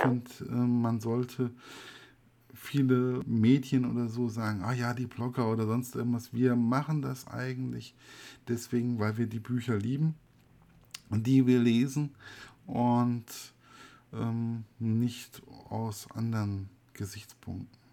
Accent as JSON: {"language": "German", "region": "West Germany", "country": "Germany", "said": "für mich als Wessi"}